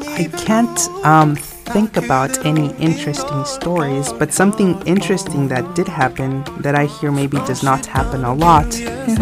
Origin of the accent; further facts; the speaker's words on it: United States; accent: American; moved away; my accent is an American accent